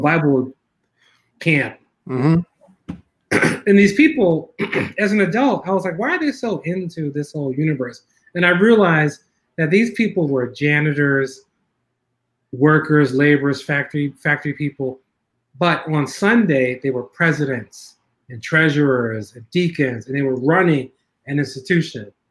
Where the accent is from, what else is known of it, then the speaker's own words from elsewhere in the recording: Philadelphia, Pennsylvania, United States; I grew up in North Philly